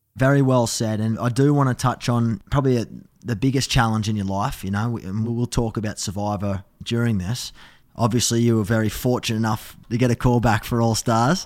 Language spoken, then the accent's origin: English; Australia; as an Aussie